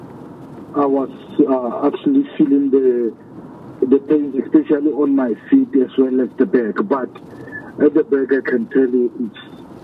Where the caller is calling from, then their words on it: Bethlehem, Free State, South Africa; I'm in Bethlehem.